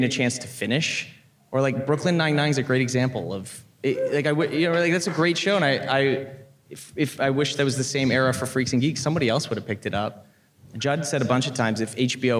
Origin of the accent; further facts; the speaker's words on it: Vancouver, British Columbia, Canada; I grew up in Vancouver